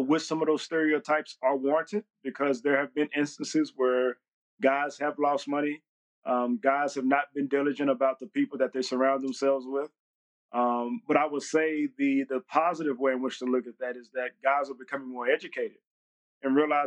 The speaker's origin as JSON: {"language": "English", "region": "Texas", "country": "United States", "also_born_or_lived": "Jacksonville, Florida / Pittsburgh, Pennsylvania", "moved": "as an adult", "said": "I came from Texas. I'm a country bumpkin at the end of the day"}